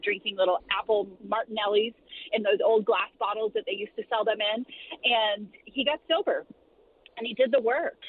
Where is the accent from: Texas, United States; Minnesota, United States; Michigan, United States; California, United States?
California, United States; San Diego; I grew up in San Diego, California